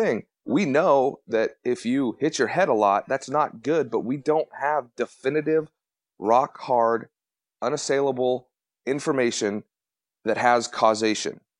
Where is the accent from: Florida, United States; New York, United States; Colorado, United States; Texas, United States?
Colorado, United States; I grew up in Colorado